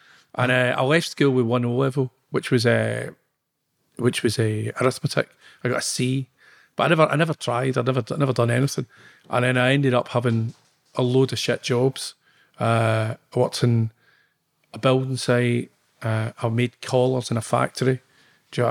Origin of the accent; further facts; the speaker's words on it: Glasgow, Scotland, United Kingdom; I was born in Govan Hill, and at 5 year old, I came up to Mount Florida